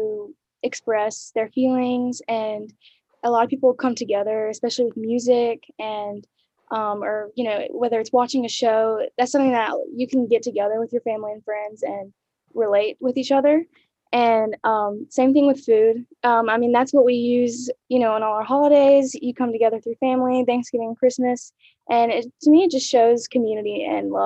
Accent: Birmingham, Alabama, United States; I'm from Birmingham, Alabama

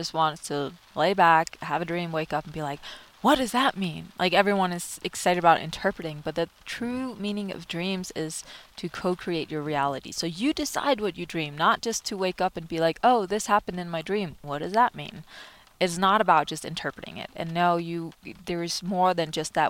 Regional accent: Denmark; moved away; growing up in Denmark

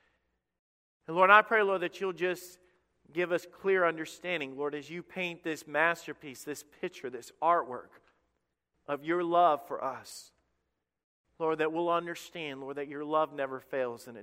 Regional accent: Alabama, United States; I'm from Redneck, Alabama

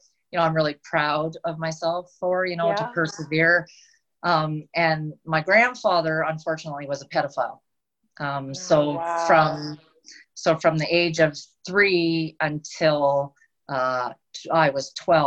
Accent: Ontario, Canada; moved away as an adult; now in British Columbia, Canada; I grew up in Ontario. I lived there until I was 30. And then I moved out to British Columbia, and I've been here ever since.

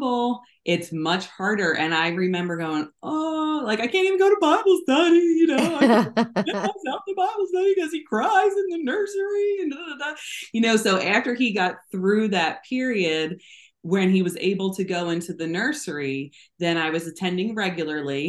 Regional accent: New Jersey, United States; moved away as an adult; also born or lived in Florida / South Korea; I grew up in South Jersey.

